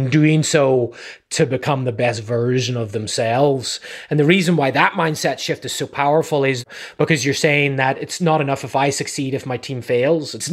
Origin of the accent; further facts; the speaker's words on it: Ireland; also born or lived in New England; now in California, United States; I'm from Ireland originally